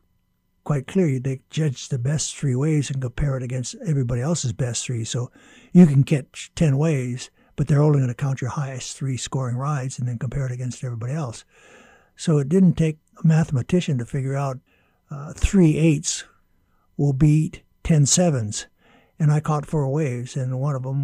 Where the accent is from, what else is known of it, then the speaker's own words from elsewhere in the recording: Honolulu, Hawaii, United States; My earliest memories are rolling around on the shore break and the white sands of Waikiki Beach, and then, of course, got my first surfboard when I was 8, and eventually learned how to surf at canoe surf in Waikiki